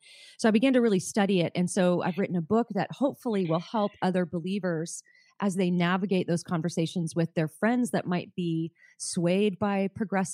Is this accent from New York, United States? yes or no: no; Southern California, United States; I grew up in Southern California